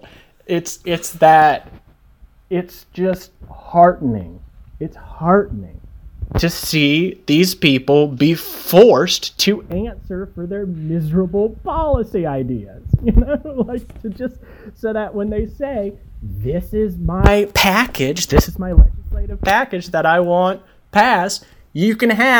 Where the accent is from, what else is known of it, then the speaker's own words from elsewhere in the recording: United States; I, as an American